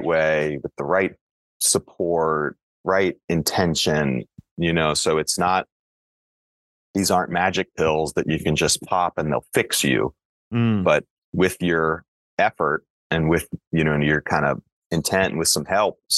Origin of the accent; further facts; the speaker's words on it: Frederick, Maryland, United States; lower middle class kid from Frederick, Maryland